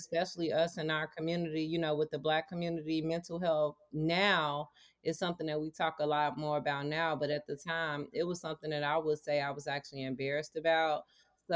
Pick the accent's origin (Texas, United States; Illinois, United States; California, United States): Illinois, United States; Maywood; I am from Maywood, Illinois